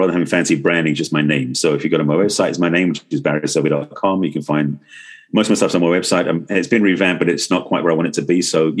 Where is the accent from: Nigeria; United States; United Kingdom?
United Kingdom; England; growing up in England and growing up after, well, I say third generation, some of my great-grandparents came over from Eastern Europe, and my parents were born in England.